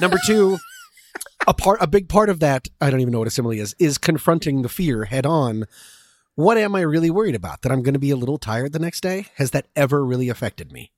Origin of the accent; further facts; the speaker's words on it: Boulder, Colorado, United States; also born or lived in Washington, D.C. / Vienna, Virginia; now in Los Angeles, United States; I was born in Washington, D C, lived in Vienna, Virginia, and in fourth grade moved to Boulder, Colorado, and now I live here in Los Angeles